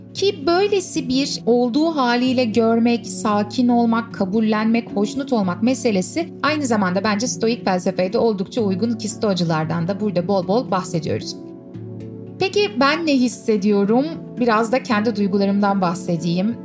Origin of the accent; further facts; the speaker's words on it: Istanbul, Turkey; Turkey, Istanbul.